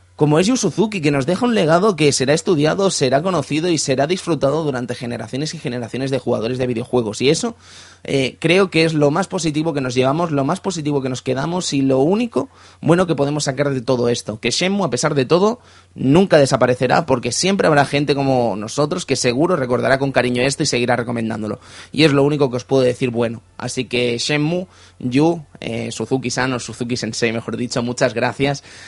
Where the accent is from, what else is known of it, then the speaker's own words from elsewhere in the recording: Cerdanyola del Vallès, Catalonia, Spain; Y de Sardañola del Vallés, la ciudad del peligro y la Uralita